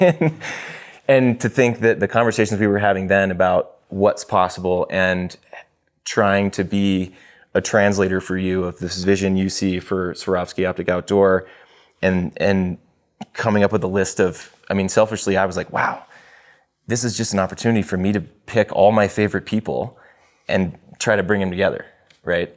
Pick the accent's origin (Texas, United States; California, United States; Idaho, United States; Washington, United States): Texas, United States; moved away as an adult; also born or lived in Los Angeles / Tanzania; I grew up in Texas for the most part